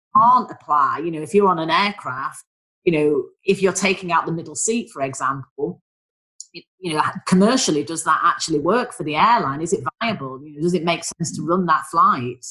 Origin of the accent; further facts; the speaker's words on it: Manchester, North West England, United Kingdom; accent: northern; moved away as an adult; now in London, United Kingdom; You can probably tell from my dulcet tones, I am a northerner, I'm a Mancunian